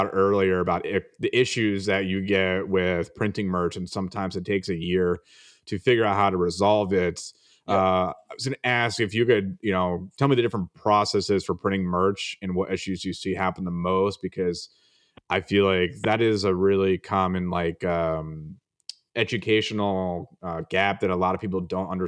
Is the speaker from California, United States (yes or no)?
no; Vero Beach, Florida, United States; moved away; That's where my hometown is.